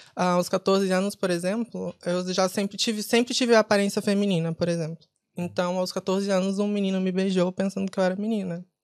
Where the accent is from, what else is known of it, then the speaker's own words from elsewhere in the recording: São Paulo, Brazil; also born or lived in Ceará, Brazil; now in Dublin, Ireland; Eu sou de São Paulo mas nasci no Ceará. Uhum. Fui para São Paulo com três anos de idade